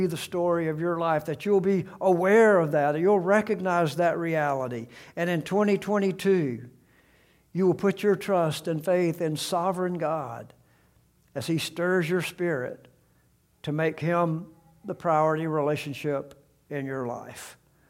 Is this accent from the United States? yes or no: yes; Alabama, United States; I've told them great things and funny stories about how I grew up in South Alabama.